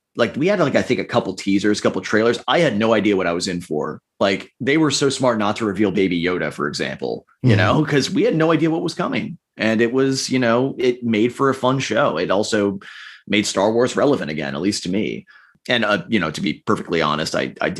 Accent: Minnesota, United States; moved away; back in my home state, my home district

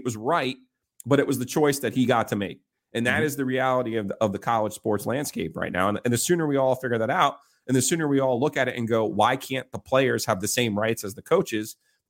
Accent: United States; as American sports fans

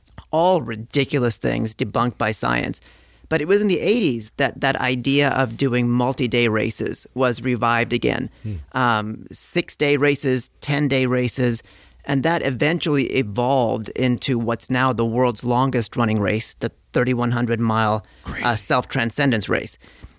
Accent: San Leandro, California, United States; now in Queens, United States; I live in Queens, but my parents live in Oakland, San Leandro.

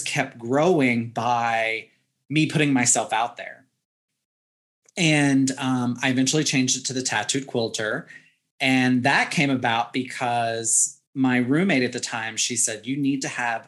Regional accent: Southwest Virginia, United States; moved away; also born or lived in San Francisco; Southwest Virginia.

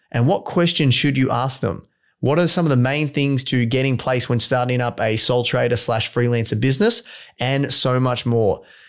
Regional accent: Victoria, Australia; Now, you are a Valley boy. You know, we are both from Latrobe Valley.

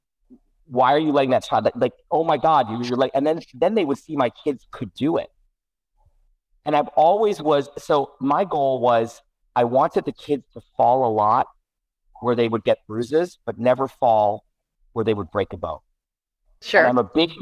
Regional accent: New York City, New York, United States; I grew up in New York City and I was 8, 9, 10 years

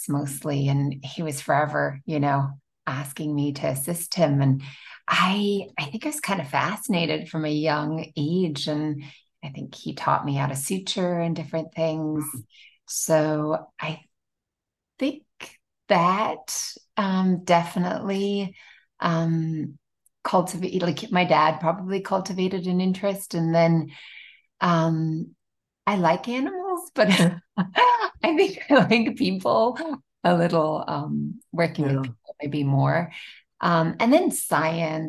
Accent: Limerick, Munster, Ireland; moved away as an adult; now in Orlando, United States; I'm actually Irish, born and raised. I went to medical school there

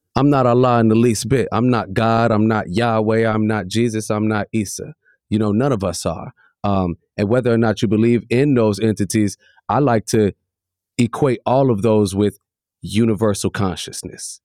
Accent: Chicago, Illinois, United States; I come from Ghanaian heritage and a white mother and I'm from the south side of Chicago

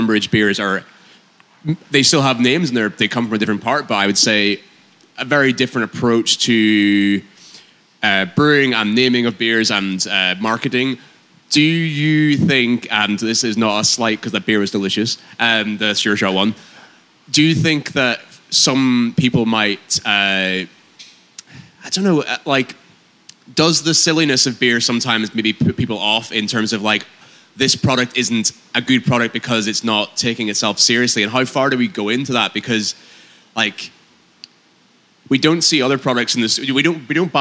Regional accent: Northern Ireland, United Kingdom; me growing up in Northern Ireland

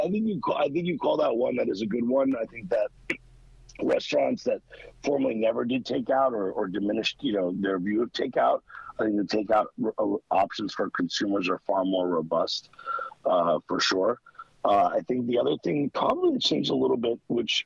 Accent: New York City, New York, United States; I grew up in Queens

